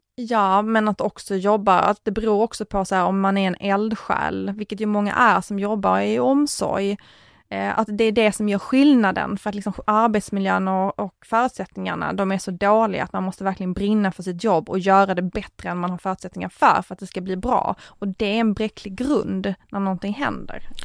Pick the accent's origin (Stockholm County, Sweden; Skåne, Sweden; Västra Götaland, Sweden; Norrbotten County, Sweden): Skåne, Sweden; Tomelilla; min hembygd och det är att i Tomlilla kommun